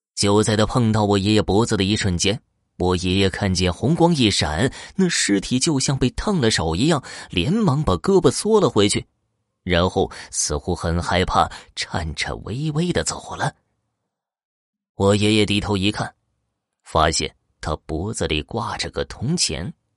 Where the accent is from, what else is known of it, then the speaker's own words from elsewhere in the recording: Horqin Grassland, Inner Mongolia, China; 美丽的科尔沁大草原是我的家乡